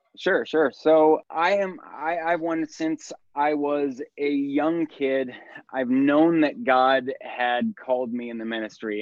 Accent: the Northwest, Pacific Northwest, United States; also born or lived in Astoria, Oregon; now in Puyallup, United States; I was born and raised in the Northwest

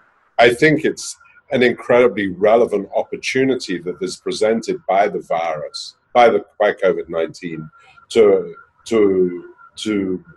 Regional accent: London, United Kingdom; we're all from London

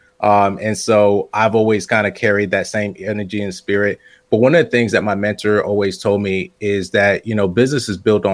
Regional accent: West Palm Beach, Florida, United States; moved away as an adult; also born or lived in New Jersey / Tampa, Florida / St. Petersburg, Florida / Sarasota, Florida; now in Asheville, United States; raised in West Palm Beach

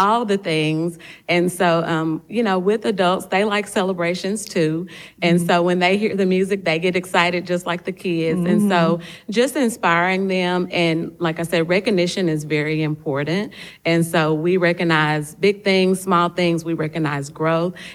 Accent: Longview, Texas, United States; also born or lived in Tyler, Texas; The chapter that I'm in is in Longview, which is my hometown

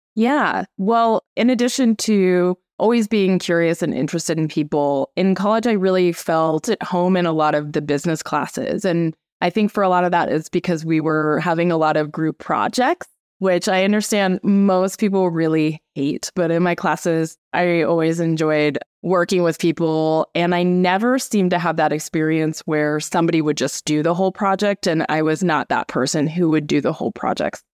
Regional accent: Anchorage, Alaska, United States; moved away as an adult; So I grew up in Anchorage, Alaska, which is definitely kind of a wild place to grow up in.

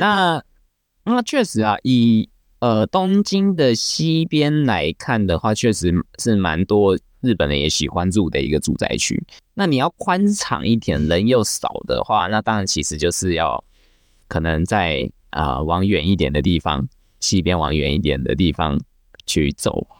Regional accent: Taiwan; 我们台湾人习惯用的台瓶

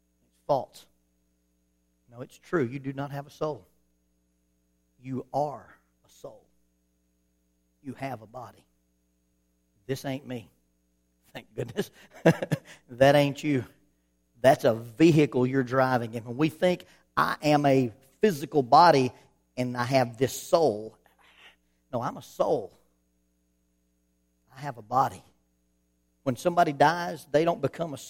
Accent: Alabama, United States; I grew up in Alabama

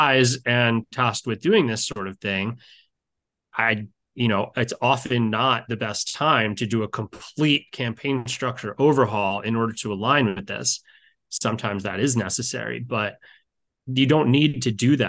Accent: Baltimore, Maryland, United States; I grew up in Baltimore, Maryland, where I still live

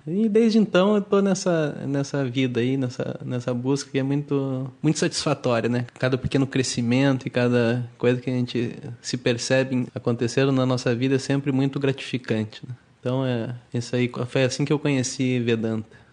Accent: Curitiba, Paraná, Brazil; moved away as an adult; now in Rio de Janeiro, Brazil; Hoje eu trabalho aqui no instituto no Rio de Janeiro, mas eu sou de Curitiba

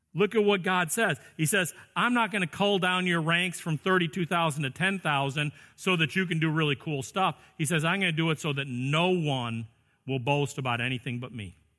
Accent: Chicago, Illinois, United States; I grew up in the Chicago area in the sixties and seventies

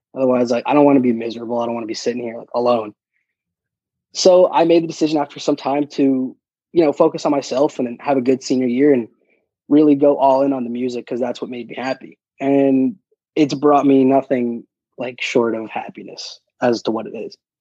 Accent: New York City, New York, United States; I grew up in Queens pretty much with my mom's side of the family

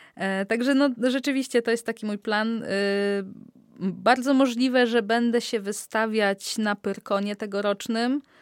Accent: Olecko, Warmian-Masurian Voivodeship, Poland; pochodzę z Olecka

